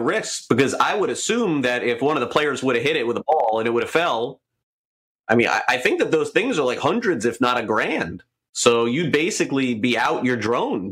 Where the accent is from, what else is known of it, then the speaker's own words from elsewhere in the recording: Florida, United States; the team that I have here in my hometown. Florida Panthers